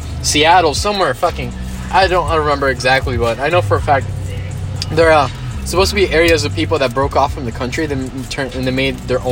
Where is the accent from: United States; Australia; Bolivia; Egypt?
Bolivia; first language Spanish; English is a second language; moved away; I was born in Bolivia. I came here 8 years